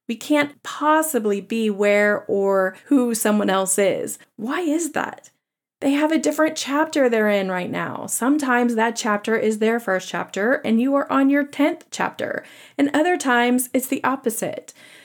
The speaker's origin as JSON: {"language": "English", "region": "the South", "country": "United States", "accent": "Southern", "said": "I question the implication that being a Southerner with an accent makes someone less intelligent than someone else without a Southern accent."}